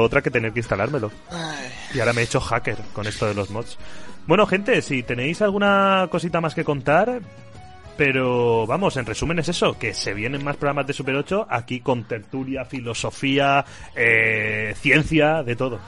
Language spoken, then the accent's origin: Spanish; Xixona, Valencian Community, Spain; en Gijona, en mi casa